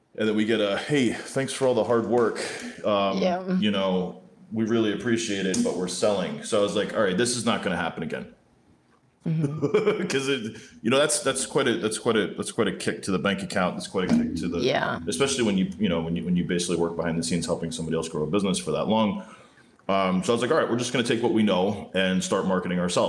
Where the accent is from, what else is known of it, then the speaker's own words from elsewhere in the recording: New Jersey, United States; I grew up in Jersey, in North Jersey